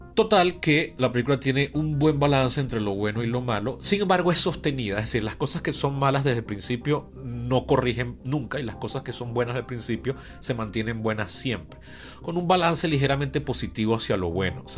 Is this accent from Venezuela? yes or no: yes; Venezuela; mi país